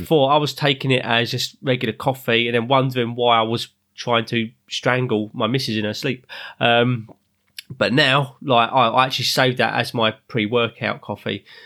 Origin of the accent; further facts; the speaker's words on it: London, United Kingdom; also born or lived in Ruislip; I'm living up north now in Ryslip, but originally I'm from South London